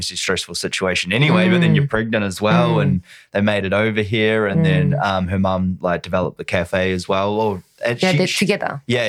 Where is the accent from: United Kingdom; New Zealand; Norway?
New Zealand; New Zealand. Did you not know that?